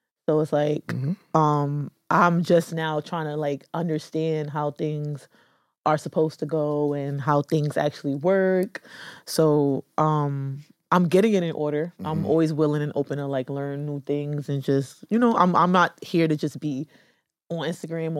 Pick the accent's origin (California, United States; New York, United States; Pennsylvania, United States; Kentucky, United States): New York, United States; New York City; I was back and forth between Queens and the Bronx